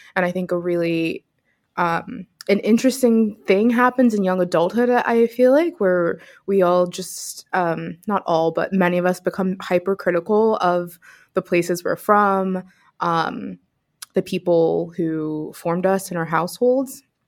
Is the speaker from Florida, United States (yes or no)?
no; Pittsburgh, Pennsylvania, United States; also born or lived in upstate New York; now in New York, United States; was born and raised in Pittsburgh, so I'm a, a city girl at heart and miss it